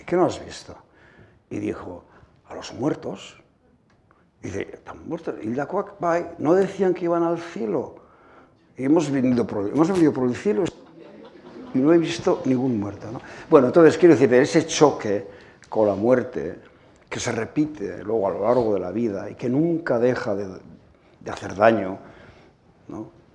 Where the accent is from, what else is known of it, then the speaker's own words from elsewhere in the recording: Asteasu, Basque Country, Spain; mi pueblo natal, de Asteasu